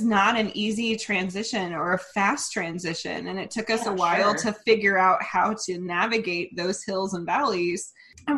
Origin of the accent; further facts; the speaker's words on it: Oklahoma, United States; our background in growing up in Oklahoma and raised by very, very, very conservative Christian churches